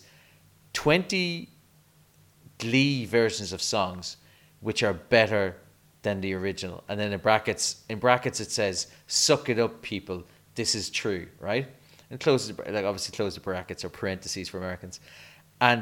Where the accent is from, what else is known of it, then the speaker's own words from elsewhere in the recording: Ireland; As an Irish person